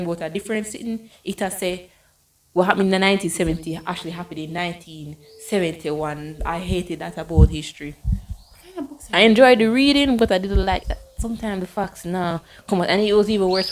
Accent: Jamaica; moved away; I am black and I'm a Jamaican

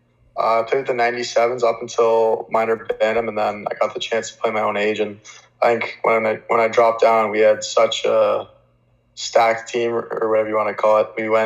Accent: Hamilton, Ontario, Canada; So I grew up in Hamilton

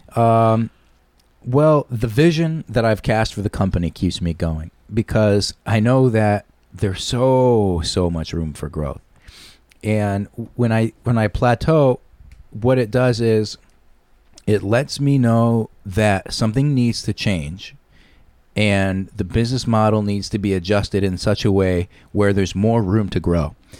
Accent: Shelton, Connecticut, United States; I am a Shelton boy, born and raised in Shelton

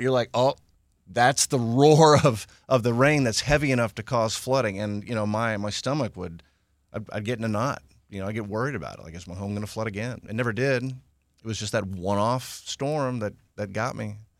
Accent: Houston, Texas, United States; I grew up in Houston. Uh, wasn't born here, but grew up, uh, almost, almost native

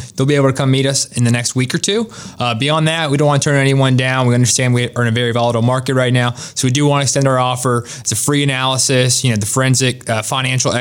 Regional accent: Raleigh, North Carolina, United States; I was born and raised in Raleigh. I've been here most of my life.

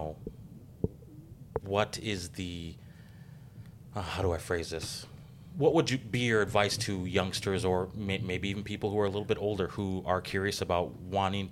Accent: Paris Township, Wisconsin, United States; now in Racine, United States; I grew up in Paris Township

